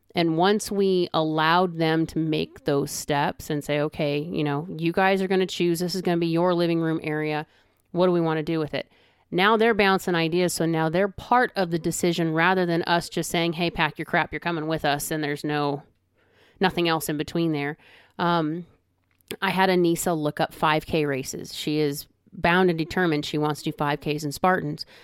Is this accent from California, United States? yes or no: yes; California, United States; moved away as an adult; I'm a California girl, born and raised